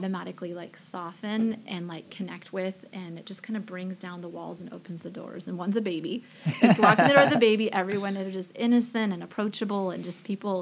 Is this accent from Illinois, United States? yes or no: no; Forks, Washington, United States; I was born and raised in Forks, Washington.